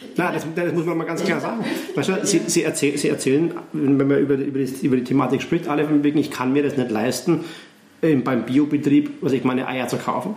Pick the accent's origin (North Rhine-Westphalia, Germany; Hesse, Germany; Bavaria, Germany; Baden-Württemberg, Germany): Bavaria, Germany; Neumarkt in der Oberpfalz; now in Graz, Austria; aus meiner Heimat, aus Neumarkt, also Nähe Nürnberg